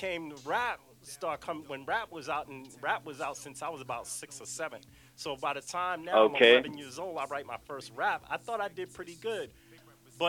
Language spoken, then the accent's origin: English; New York City, New York, United States; also born or lived in Queens, New York; I'm from the South Bronx.